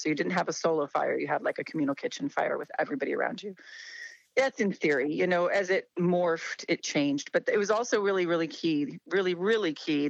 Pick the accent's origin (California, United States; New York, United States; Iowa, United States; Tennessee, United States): Iowa, United States; Des Moines; also born or lived in Sydney, Australia; now in Ohio, United States; I ended up in Ohio. I grew up in Des Moines, Iowa, when I was young, I traveled the world with my family.